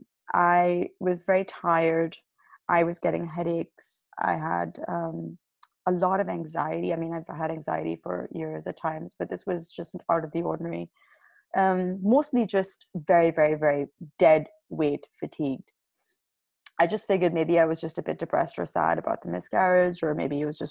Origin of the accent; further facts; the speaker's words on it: Pakistan; moved away; I'm originally from Pakistan